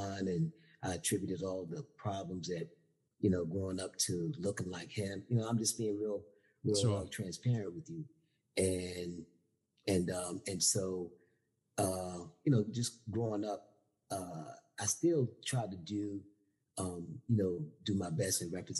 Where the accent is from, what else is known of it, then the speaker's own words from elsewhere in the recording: Norfolk, Virginia, United States; I'm from Norfolk, Virginia, born and raised